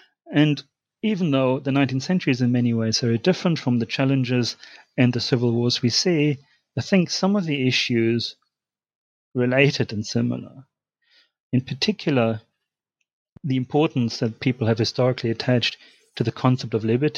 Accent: Germany; English is a second language; now in United Kingdom; As you can tell from my accent, I'm originally from Germany.

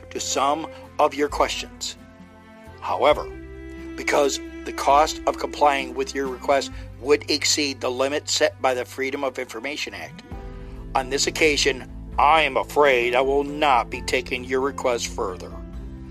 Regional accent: United States; I'm just speaking as an American

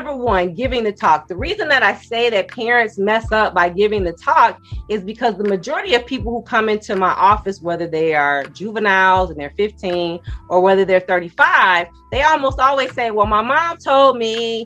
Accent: Chicago, Illinois, United States; also born or lived in Washington, D.C.; the public defender's office in my hometown, Chicago

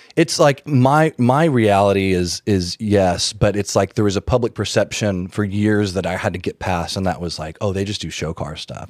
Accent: Birmingham, Alabama, United States; I grew up in Birmingham, Alabama

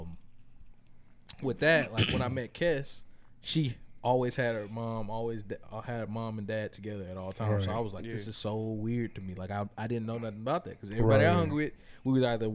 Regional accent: Houston, Texas, United States; I've lived all over Houston

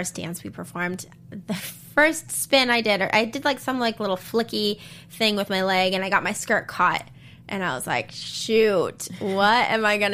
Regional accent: Utah, United States; we grew up in Utah

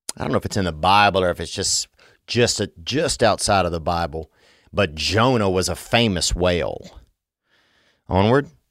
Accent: Louisiana, United States; I grew up in Louisiana, and it's a beautiful place

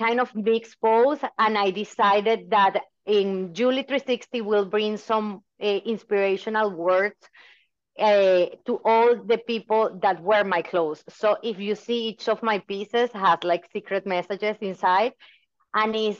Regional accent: Venezuela; moved away as an adult; now in United States; I was born in Venezuela and I moved to the US 17 years ago.

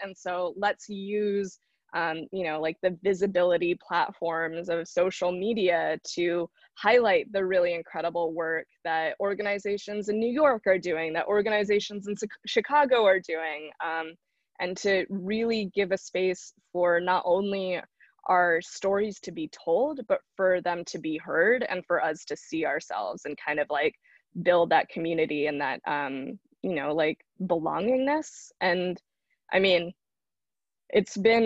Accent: South India, India; I'm from Southern India

